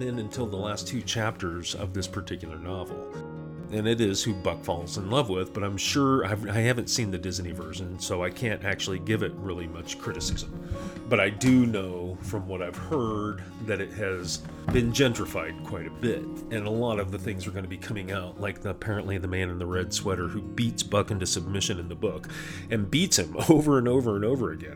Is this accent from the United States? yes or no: no; England, United Kingdom; as an English person